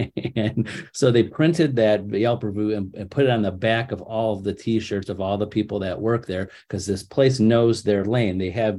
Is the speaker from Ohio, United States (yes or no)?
yes; Cleveland, Ohio, United States; I can't sell in Columbus. I'm from Cleveland. I have no idea what that market is.